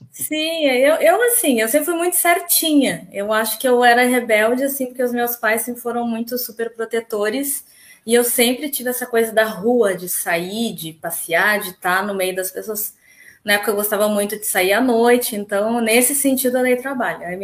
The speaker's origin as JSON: {"language": "Portuguese", "town": "Alvorada", "region": "Rio Grande do Sul", "country": "Brazil", "tie": "born or raised there", "also_born_or_lived": "Porto Alegre / Canada", "said": "eu nasci em Porto Alegre, morei muitos anos em Alvorada. É, na minha infância, eu, eu morei no Canadá durante algum tempo, foi aí que eu aprendi inglês"}